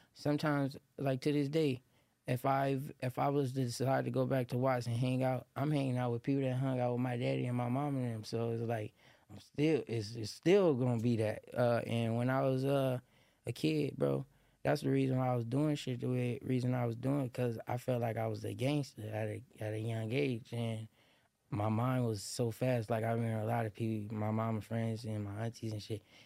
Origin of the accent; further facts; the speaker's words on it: Los Angeles, California, United States; moved away; also born or lived in Lynwood, California / Moreno Valley, California; I was born in Linwood, California, at, uh, at Saint Francis Hospital, and I grew up on the hundred and third